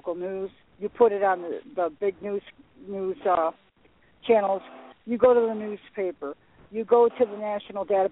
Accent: Frankfort, Illinois, United States; also born or lived in Chicago; We're from Frankfort, which is in Will County. Will County is located in Joliet, Illinois

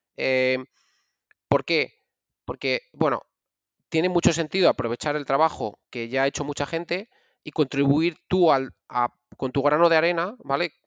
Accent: Valladolid, Castile and León, Spain; es donde yo soy de Valladolid

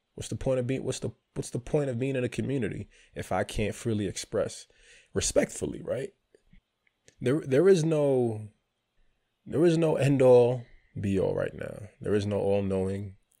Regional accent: New York City, New York, United States; moved away as an adult; also born or lived in Palm Bay, Florida; I grew up in New York City.

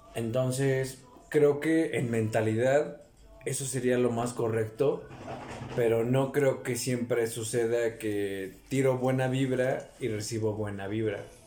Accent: Mexico; como en México somos más morenos

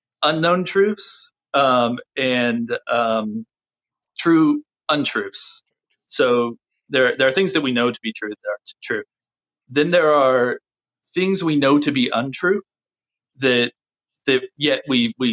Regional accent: United States; being an American, a white American of our tradition, of the WASP tradition

